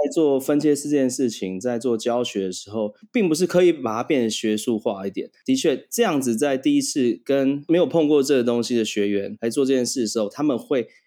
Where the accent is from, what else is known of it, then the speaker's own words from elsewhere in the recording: Taiwan; also born or lived in Thailand; 我算台湾人，但是我不是在台湾出生，我在泰国出生的